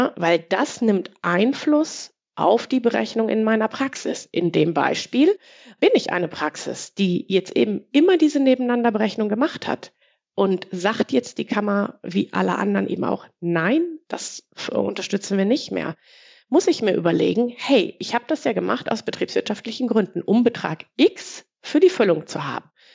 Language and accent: German; Ruhr area, North Rhine-Westphalia, Germany; ich komme aus dem Ruhrgebiet